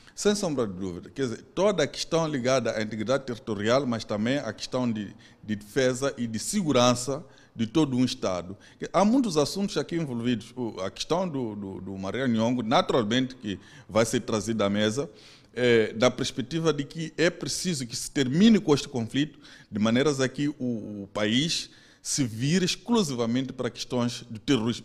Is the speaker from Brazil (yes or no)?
no; Mozambique; nossas como moçambicanos